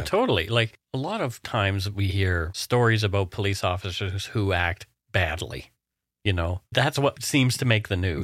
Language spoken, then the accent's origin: English; Canada; We are ordinary Canadian schmucks